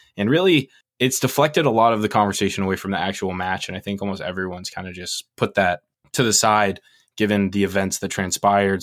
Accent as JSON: {"language": "English", "country": "United States", "said": "we're American"}